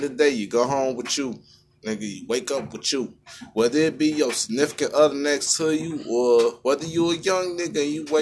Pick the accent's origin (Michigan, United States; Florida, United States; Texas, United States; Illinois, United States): Illinois, United States; Chicago; I'm from Chicago